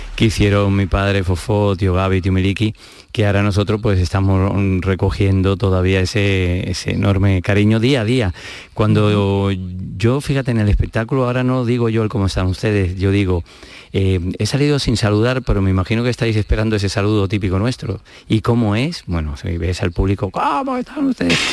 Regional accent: Madrid, Community of Madrid, Spain; moved away as an adult; now in Málaga, Spain; he vivido toda la vida en Madrid

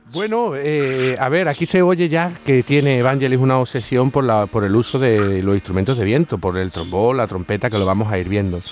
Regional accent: Andalusia, Spain; accent: Andalusian; mi acento andaluz

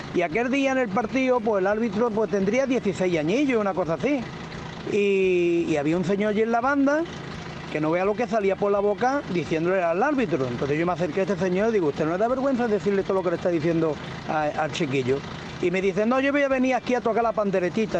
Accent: Seville, Andalusia, Spain; soy de Sevilla

